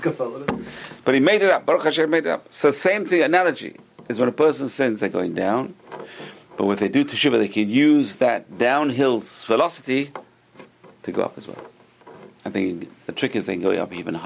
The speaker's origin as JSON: {"language": "English", "region": "London", "country": "United Kingdom", "tie": "born or raised there", "said": "I used to be a kid in London, growing up in London"}